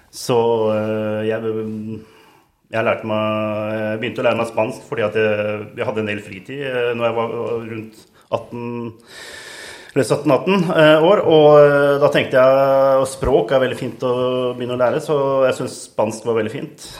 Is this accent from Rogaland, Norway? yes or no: no; Siljan, Telemark, Norway; also born or lived in Skien; Barndommen var i Siljan